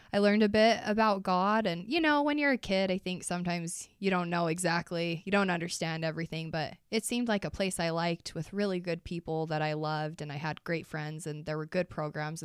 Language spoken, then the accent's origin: English; Price, Utah, United States; I grew up in Price, Utah